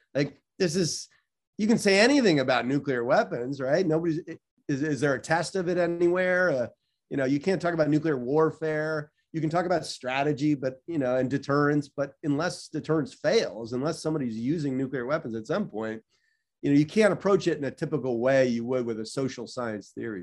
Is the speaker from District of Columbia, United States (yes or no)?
yes; Washington, District of Columbia, United States; moved away as an adult; also born or lived in Chicago; I grew up in Washington, D C